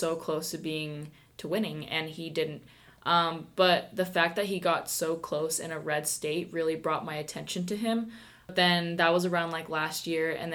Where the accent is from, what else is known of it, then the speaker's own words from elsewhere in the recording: Iowa, United States; first language Spanish; I'm from Iowa